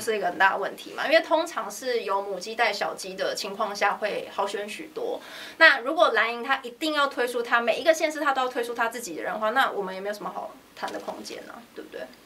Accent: Songshan-Xinyi district, Taipei, Taiwan; 因为反正我本来就是在那边出生长大的嘛，所以我觉得就，就努力吧，回家乡努力

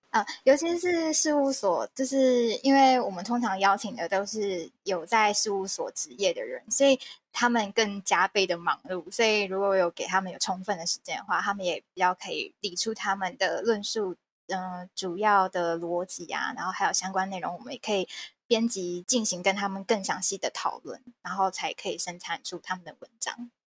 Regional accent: Kaohsiung, Taiwan; 我是高雄人

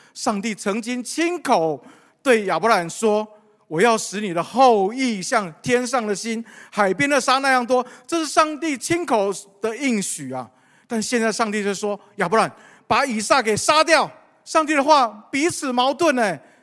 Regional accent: Taiwan; 我们从台湾来

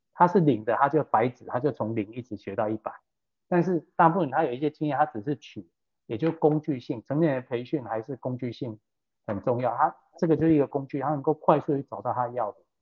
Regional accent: Taiwan; 我们台湾人

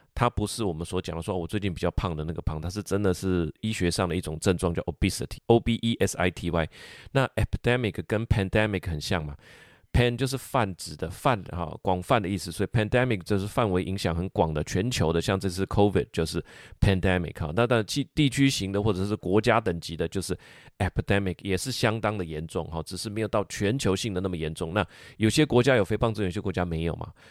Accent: Taiwan; 我们台湾人

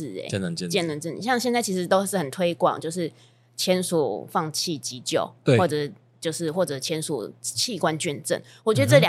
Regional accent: Kaohsiung, Taiwan; moved away as an adult; also born or lived in Taipei; now in Chiayi, Taiwan; 我是高雄人。然后高雄毕业之后，我就上台北工作。

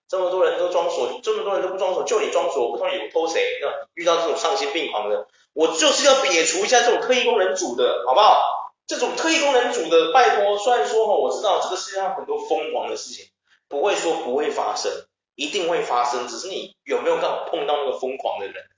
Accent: Taiwan; 极度讽刺我们台湾的军警

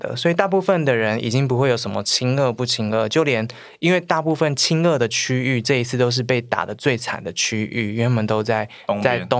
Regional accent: Taiwan; 就因为我来自台湾

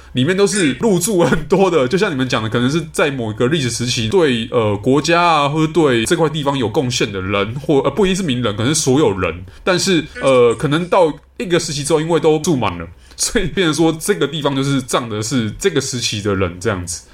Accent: Taipei, Taiwan; 像我这样子台北小孩，就是身为台湾人

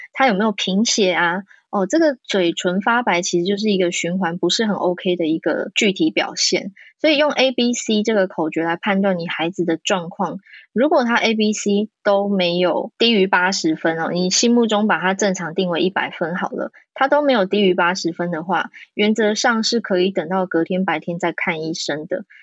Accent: Taiwan; 我在台湾长大

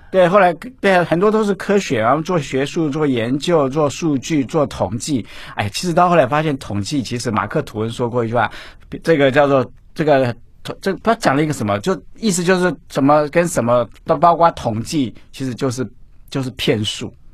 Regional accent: Baxianshan forest recreation area, Taichung, Taiwan; 我从小就住在山上，哈，住在古关，在山上去叫八仙山，山里游乐区那六，我在那边出生的

